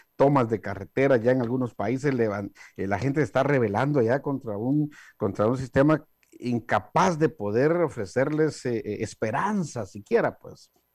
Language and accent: Spanish; Guatemala; moved away; mi país de origen, Guatemala